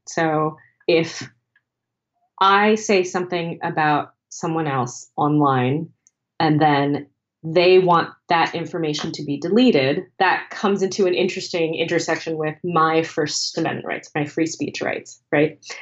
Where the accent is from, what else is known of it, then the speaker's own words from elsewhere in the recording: United States; as an American